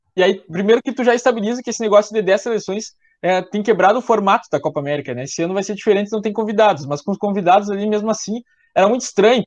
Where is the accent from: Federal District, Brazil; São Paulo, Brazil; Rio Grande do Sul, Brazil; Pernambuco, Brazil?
Rio Grande do Sul, Brazil; Como eu sou gaúcho